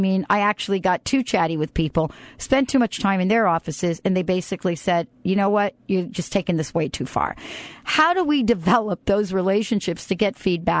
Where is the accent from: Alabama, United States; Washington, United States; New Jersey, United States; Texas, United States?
New Jersey, United States; I'm from New Jersey. I'm from New Jersey, and I tried to reach the man.